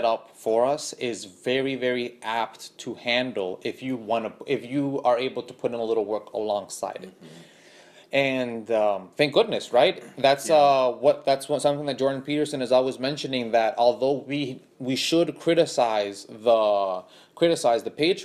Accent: Honduras; also born or lived in born in Honduras; now in United States; I come from Honduras, which is a very dysfunctional place

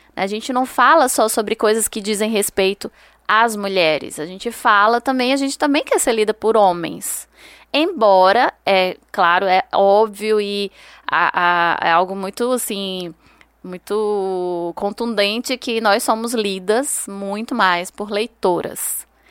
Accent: Juazeiro do Norte, Ceará, Brazil; moved away as an adult; now in Petrolina, Brazil; eu sou cearense, de Juazeiro do Norte, interior do Ceará, e moro aqui em Petrolina, na, no sertão do Pernambuco, há 5 anos

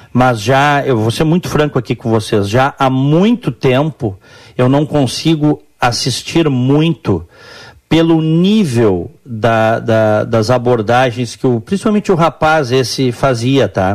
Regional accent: Brazil; now in United States; nas casas que eu cresci no Brasil, a cozinha era separada da sala

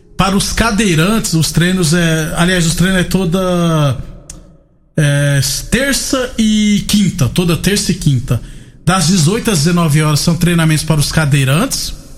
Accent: Jucurutu, Rio Grande do Norte, Brazil; now in Goiás, Brazil; Lá de Jucurutu também, onde, na cidade onde nasci no Rio Grande do Norte

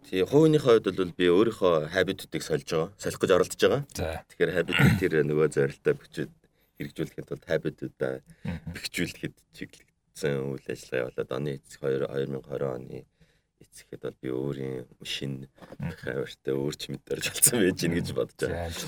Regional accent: Mongolia

